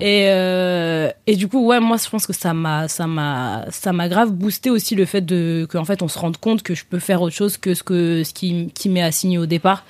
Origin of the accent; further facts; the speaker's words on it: Paris, Île-de-France, France; j'ai grandi à Paris dans le 12e et dans le 15e aussi